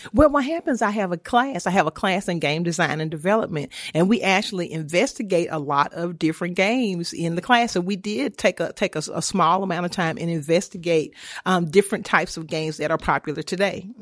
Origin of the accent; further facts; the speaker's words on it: Homer, Louisiana, United States; moved away; also born or lived in Auburn; I'm from Homer, Louisiana, a small town